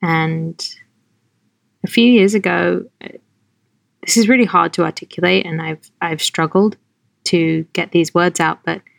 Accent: London, United Kingdom; also born or lived in Norfolk / Pittsburgh / Los Angeles; now in New York, United States; I was born in Norfolk in England. I grew up in London, and then I lived in Pittsburgh for 3 years, and then I lived in LA for 10 years, and now I live in New York

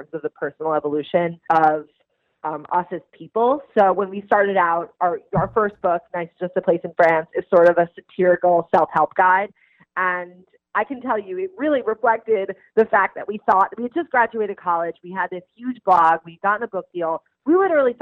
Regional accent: Long Island, New York, United States; We grew up together on Long Island

